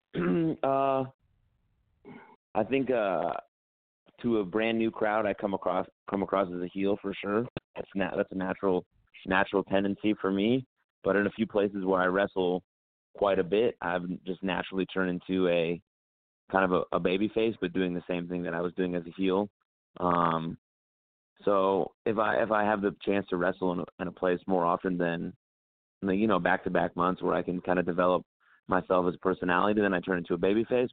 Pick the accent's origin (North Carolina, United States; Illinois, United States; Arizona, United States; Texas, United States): Texas, United States; Dallas; now in Philadelphia, United States; I currently live in Philadelphia, Pennsylvania. Uh, I grew up in Dallas, Texas.